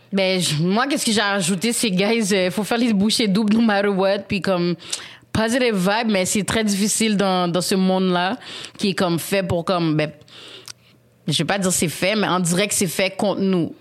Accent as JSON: {"language": "French", "country": "Haiti", "said": "en tant qu'haïtienne"}